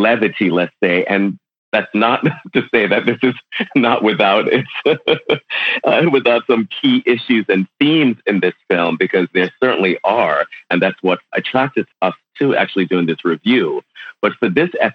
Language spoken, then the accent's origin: English; Connecticut, United States; also born or lived in Jamaica; essentially after I moved from Jamaica, I grew up outside of New York in Connecticut